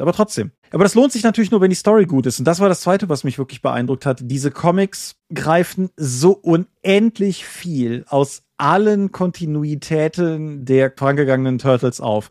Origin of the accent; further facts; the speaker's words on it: Germany; bei uns in Deutschland